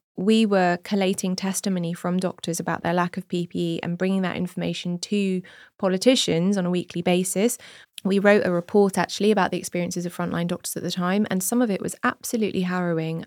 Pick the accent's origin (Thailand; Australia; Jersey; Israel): Jersey; moved away as an adult; now in United Kingdom; I grew up in Jersey and we don't have party politics there.